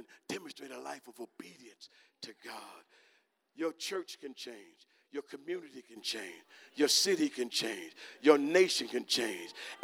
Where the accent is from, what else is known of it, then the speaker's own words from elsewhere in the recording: United States; I'm American too